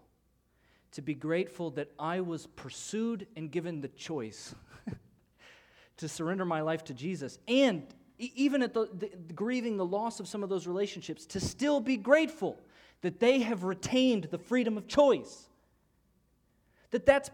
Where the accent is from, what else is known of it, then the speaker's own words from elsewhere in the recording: Illinois, United States; moved away; I'm from Illinois